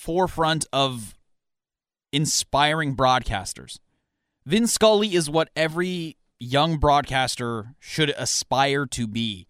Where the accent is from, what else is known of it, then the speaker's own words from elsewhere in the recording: Bay Area, California, United States; I grew up here in the Bay Area where Sports Byline is headquartered